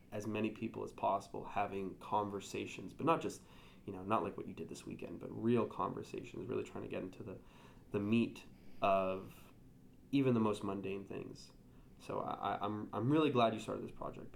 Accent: Montreal, Quebec, Canada; I'm from, born and raised in Montreal.

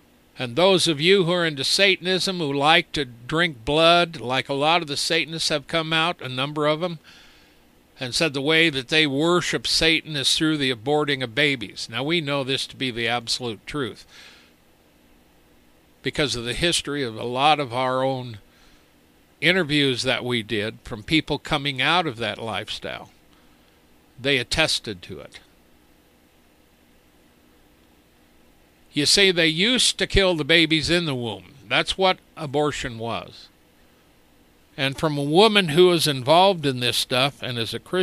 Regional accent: United States; we're American

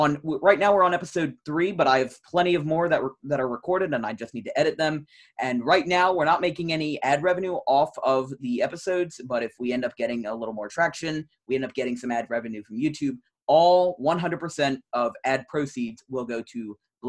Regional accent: New Jersey, United States; I'm from New Jersey

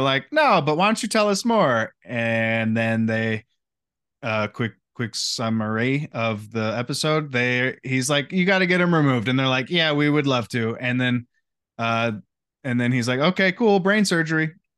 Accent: United States; as the American people

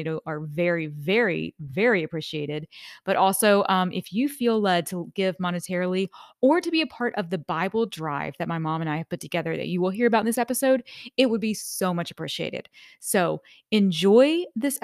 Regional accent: near Mayfield, Kentucky, United States; I was born and raised, I lived about 15 minutes from Mayfield all my life

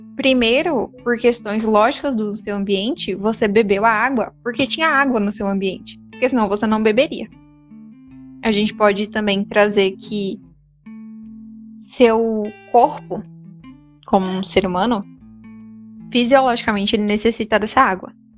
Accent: Brazil; a gente é brasileiro.

